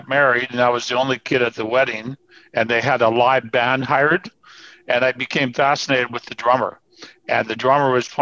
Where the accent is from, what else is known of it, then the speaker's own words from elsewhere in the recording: Burnaby, British Columbia, Canada; I grew up in the Vancouver area, right? So my hometown's Burnaby, which is like one suburb of Vancouver.